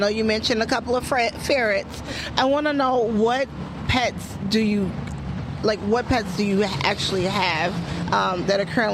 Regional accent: Chicago, Illinois, United States; moved away as an adult; now in North Dakota, United States; I grew up in a city. I'm from Chicago, Illinois

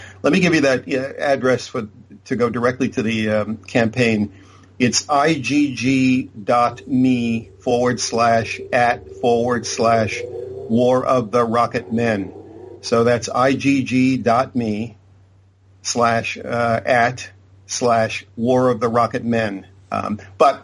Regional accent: Boston, Massachusetts, United States; moved away as an adult; also born or lived in Southern California; I'm originally from Boston, Massachusetts. When I first came out to Southern California

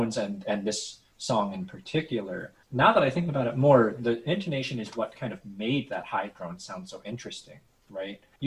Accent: United States; we as American musicians

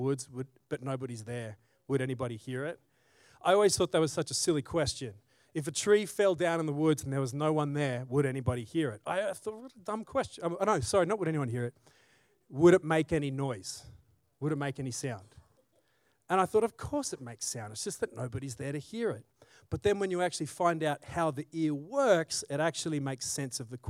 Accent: Australia; now in Salt Lake City, United States; I grew up in Australia

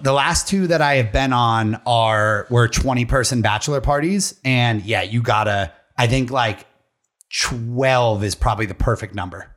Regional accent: Pennsylvania, United States; we're all from Pennsylvania or this immediate area.

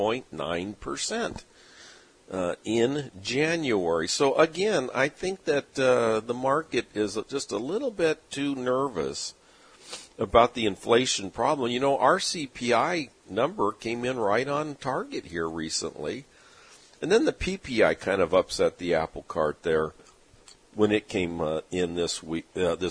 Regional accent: San Diego, California, United States; growing up in San Diego

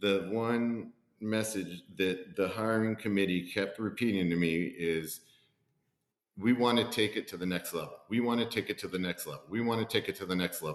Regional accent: McAllen, Texas, United States; now in Abilene, United States; I'm born and raised in McAllen, Texas, which is deep South Texas in the Rio Grande Valley

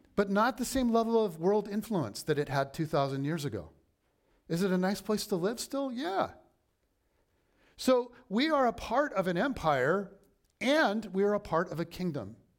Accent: United States

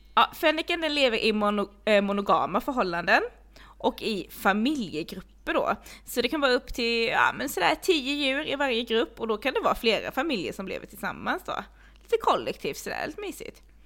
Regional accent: Blekinge, Sweden; jag är uppvuxen i Blekinge

